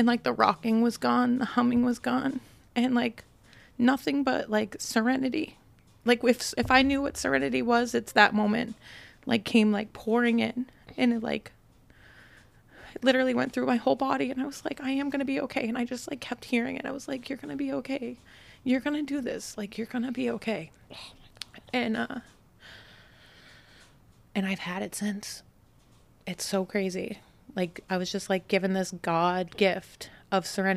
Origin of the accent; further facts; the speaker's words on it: Brockton, Massachusetts, United States; I grew up in Brockton